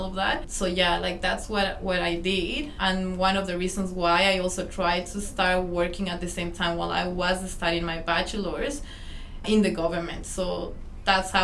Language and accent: English; Ecuador; moved away as an adult; also born or lived in Melbourne, Australia; now in Australia; I'm from Ecuador. I've been here in Australia for almost 7 years.